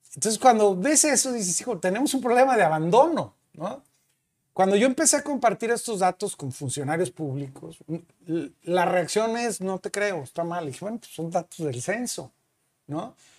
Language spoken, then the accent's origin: Spanish; San Luis Potosí, Mexico; moved away as an adult; now in Monterrey, Mexico; soy potosino, nací en San Luis Potosí, me vine a estudiar a Monterrey